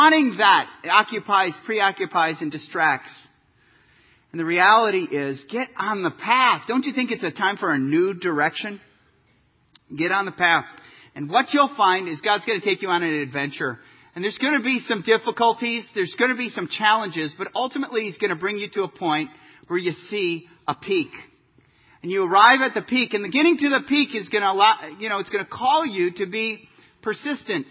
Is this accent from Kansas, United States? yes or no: yes; Kansas, United States; I'm from Kansas. We don't see peaks a whole lot.